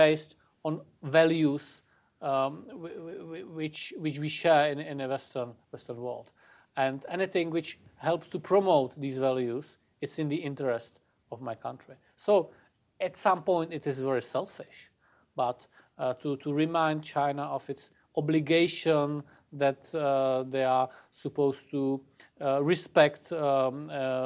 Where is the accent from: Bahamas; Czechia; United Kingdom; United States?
Czechia; my home country, in Czechia.